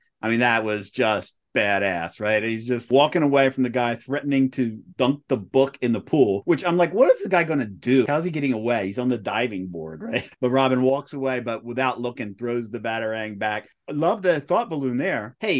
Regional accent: near Philadelphia, Pennsylvania, United States; growing up near Philadelphia

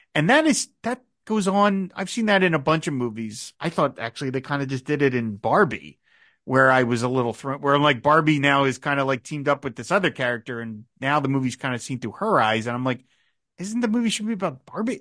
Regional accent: United States; as an American like you

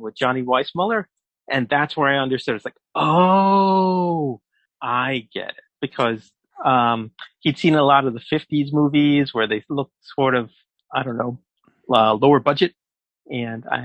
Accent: New York City, New York, United States; I grew up in New York, and in New York City

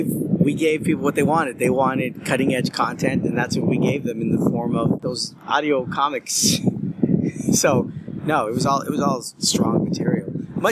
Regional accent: Los Angeles, California, United States; Yes, in L.A., my hometown.

